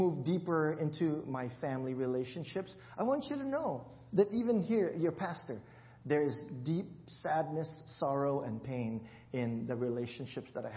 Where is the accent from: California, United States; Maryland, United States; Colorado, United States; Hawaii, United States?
Hawaii, United States; I grew up in Hawaii